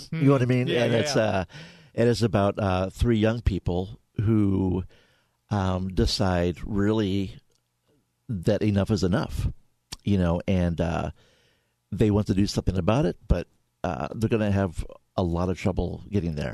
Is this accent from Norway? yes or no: no; St. Louis, Missouri, United States; I grew up in St. Louis